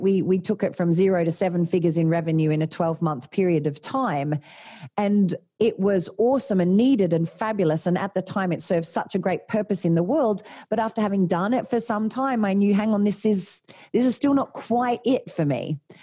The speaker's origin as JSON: {"language": "English", "region": "Tasmania", "country": "Australia", "also_born_or_lived": "Sydney", "moved": "as an adult", "said": "I'm from Tasmania, um, little country town in, in Tasmania"}